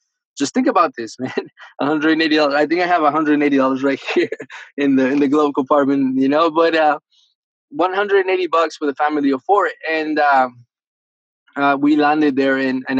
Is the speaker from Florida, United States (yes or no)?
yes; Miami, Florida, United States; English is a second language; also born or lived in Argentina; I feel like I'm 18, man. It's been great. I was born in Argentina. I was raised in Miami, Florida.